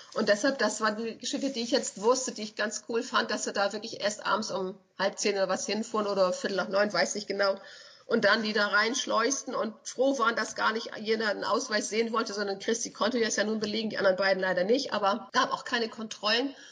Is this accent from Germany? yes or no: yes; Schleswig-Holstein, Germany; als Schleswig-Holsteiner